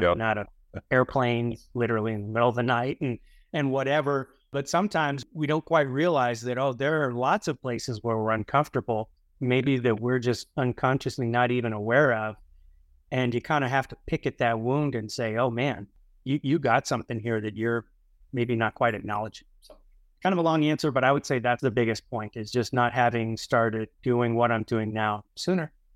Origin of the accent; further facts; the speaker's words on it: Houston, Texas, United States; now in San Diego, United States; I grew up in Houston